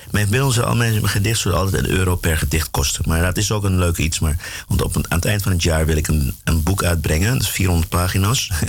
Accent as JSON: {"language": "Dutch", "town": "Klaaskreek", "region": "Brokopondo", "country": "Suriname", "tie": "born or raised there", "said": "Ja, ik ben in Broekenpondel geboren. Maar Klaaskreek was mijn dorp."}